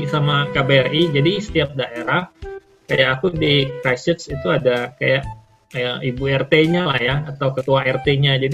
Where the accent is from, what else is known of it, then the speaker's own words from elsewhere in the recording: Palembang, South Sumatra, Indonesia; moved away as an adult; also born or lived in Jakarta; jadi pertama kali saya kan aslinya orang Palembang